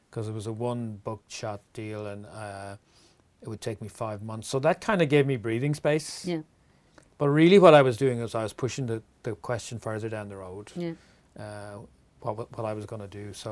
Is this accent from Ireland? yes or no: yes; Wexford, Leinster, Ireland; accent: Wexford; compared to um, people who who li- have lived in Wexford all their lives, and uh, I've learned to moderate a little bit because I travel